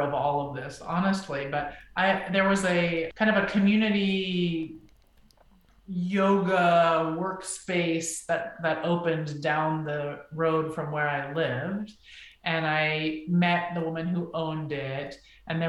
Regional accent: United States; also born or lived in Israel; I'm from the United States

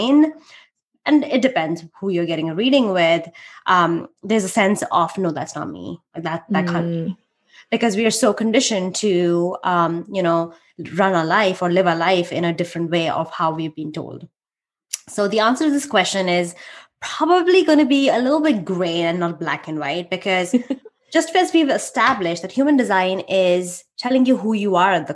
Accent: India; now in United States; I'm Indian

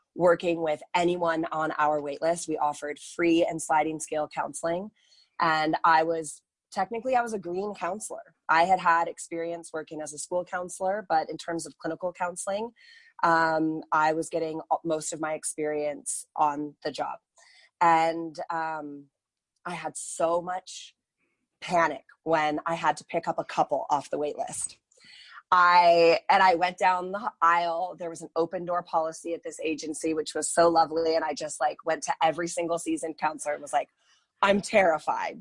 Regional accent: United States; moved away as an adult; also born or lived in Northern California; now in Calgary, Canada; I am actually American. I moved to the beautiful city of Calgary in the beautiful country of Canada in 2009.

